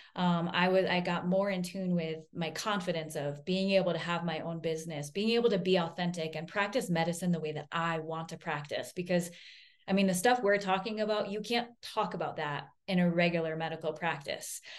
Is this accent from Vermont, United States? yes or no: yes; Vermont, United States; I grew up in Vermont, I'm a hippie